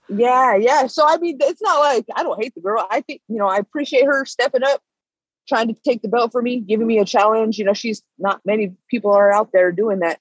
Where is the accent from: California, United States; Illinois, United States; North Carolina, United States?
California, United States; Bay Area, Northern; moved away as an adult; now in Las Vegas, United States; I'm from Northern California, the Bay Area